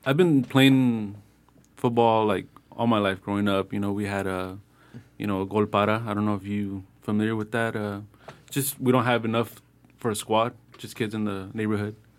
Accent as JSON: {"language": "English", "town": "Los Angeles", "region": "California", "country": "United States", "tie": "born or raised there", "said": "I grew up in Boyle Heights"}